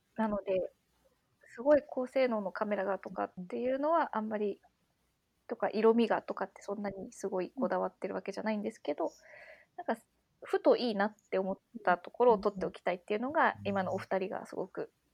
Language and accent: Japanese; Wakayama, Japan; now in Tokyo, Japan; 私の実家が和歌山で